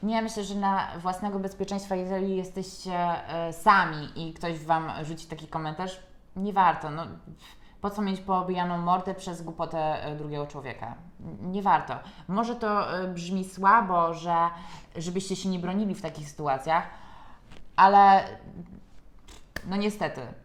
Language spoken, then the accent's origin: Polish; Poland; u nas w kraju